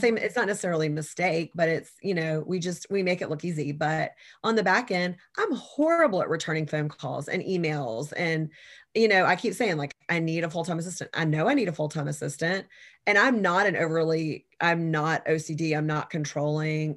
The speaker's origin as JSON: {"language": "English", "town": "Savannah", "region": "Georgia", "country": "United States", "tie": "born or raised there", "said": "I was born and raised in Savannah, Georgia"}